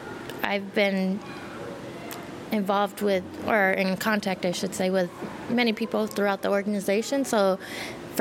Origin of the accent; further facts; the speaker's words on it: Minneapolis, Minnesota, United States; now in St. Paul, United States; Minneapolis. I'm from Minneapolis.